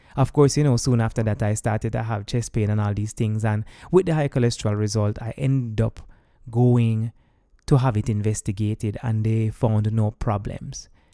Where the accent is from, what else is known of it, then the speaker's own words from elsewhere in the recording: Jamaica; moved away as an adult; I'm also coming from Jamaica as someone who is a party goer